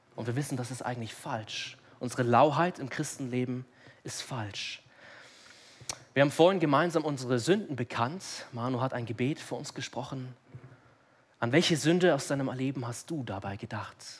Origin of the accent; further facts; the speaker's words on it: Munich, Bavaria, Germany; ich bin hier in München aufgewachsen